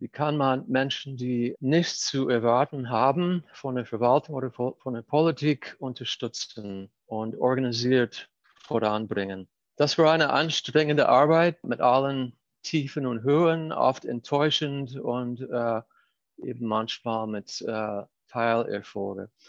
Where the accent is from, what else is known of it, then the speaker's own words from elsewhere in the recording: Baltimore, Maryland, United States; born there; 1961 bin ich in Baltimore geboren, im Atlantic im Reihenhaus in einer tagestypischen äh, amerikanischen äh, Familie. Wir sind in den Jahren danach oft umgezogen von der Ostküste zur Westküste.